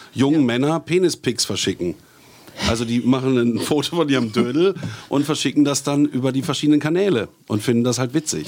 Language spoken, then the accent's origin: German; Bielefeld, North Rhine-Westphalia, Germany; moved away; ich bin zwar aus Nordrhein-Westfalen äh, gebürtig, aus Bielefeld